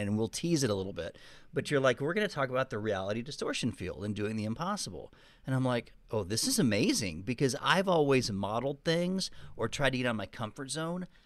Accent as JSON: {"language": "English", "region": "Texas", "country": "United States", "said": "I wasn't really perceived as a Texan. But it's interesting now that Austin's popular, now that the world is changing, you know, and the tax mm-hmm. issues, people are finding it's a pretty cool place. Um, but I do have an accent."}